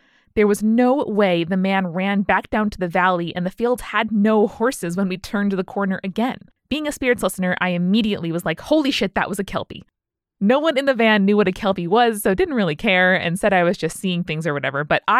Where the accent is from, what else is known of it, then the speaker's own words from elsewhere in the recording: United Kingdom; Being British, I decided the best course of action was to apologize